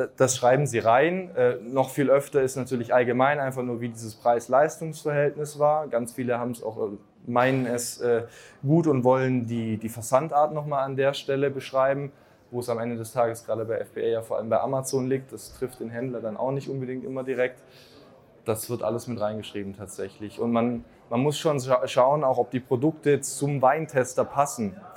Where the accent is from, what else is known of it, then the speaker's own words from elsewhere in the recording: Swabia, Germany; im Schwabenland, zum Beispiel, wo ich herkomme